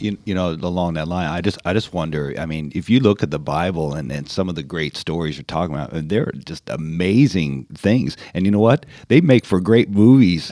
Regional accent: California, United States; I'm born and raised in California

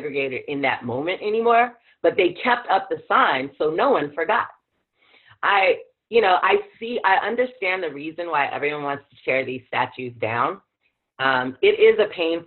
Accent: South Carolina, United States; I grew up in South Carolina

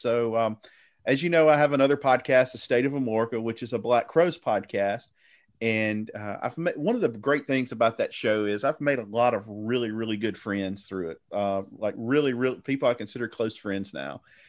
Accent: the South, United States; accent: Southern; you can tell by my accent, I live in the South

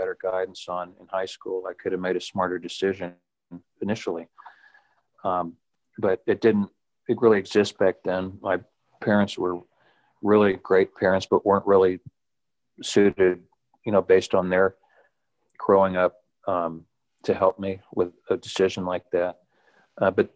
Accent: Texas, United States; I grew up in Texas and went to Texas A&M University

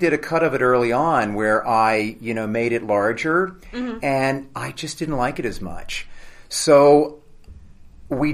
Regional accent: Louisville, Kentucky, United States; now in Los Angeles, United States; We're both from Louisville, Kentucky

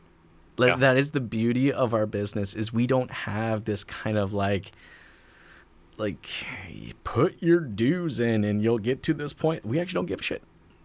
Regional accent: United States; now in Canada; I'm American, but I'm in Canada

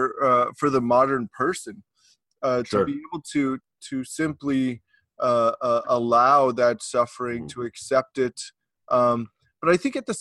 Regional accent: Texas, United States; I'm from Texas

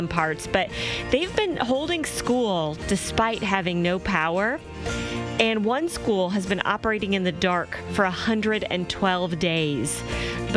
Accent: Iowa, United States; moved away; also born or lived in Sioux City; I grew up in Iowa

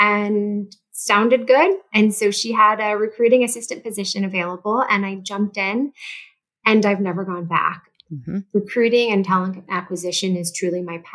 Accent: St. Louis, Missouri, United States; I did move home to St. Louis, Missouri. I'm originally from St. Louis.

